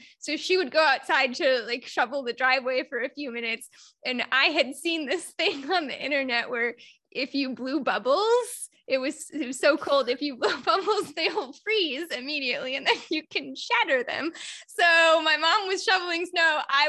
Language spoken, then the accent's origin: English; Indiana, United States; I grew up in Northern Indiana, not too far off from Lake Michigan.